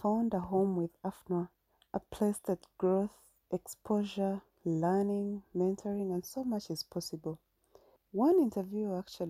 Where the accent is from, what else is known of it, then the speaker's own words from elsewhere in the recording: Uganda; from Uganda